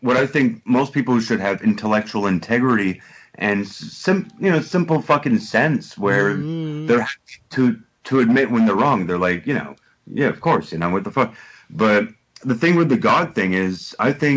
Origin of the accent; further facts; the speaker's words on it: Montreal, Quebec, Canada; moved away as an adult; now in United Kingdom; I'm from Montreal